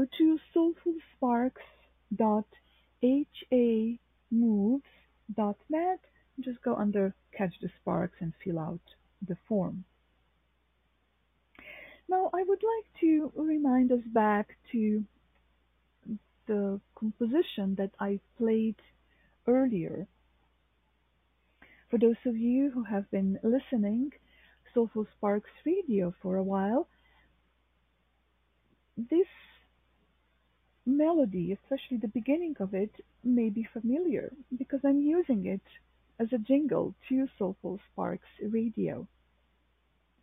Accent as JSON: {"language": "English", "town": "Novo Mesto", "region": "Southeast Slovenia", "country": "Slovenia", "tie": "born or raised there", "moved": "yes", "lives_now": "New York City, United States", "said": "my hometown, which is Novo Mesto"}